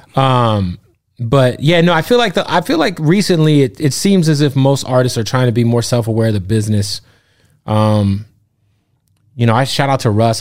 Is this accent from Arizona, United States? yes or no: yes; Phoenix, Arizona, United States; also born or lived in Florida; now in Los Angeles, United States; I'm from Phoenix. I'm a West Coast dude